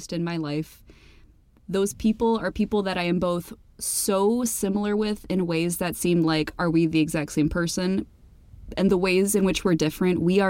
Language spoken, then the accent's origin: English; Midwest, United States; we're both from the Midwest, we're both from, like, pretty Christian suburban areas